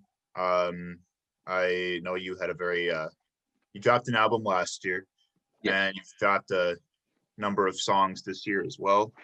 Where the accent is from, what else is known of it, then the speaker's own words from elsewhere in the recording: Chicago, Illinois, United States; moved away as an adult; now in Milwaukee, United States; I'm from Chicago area, but I've only been here for 6 years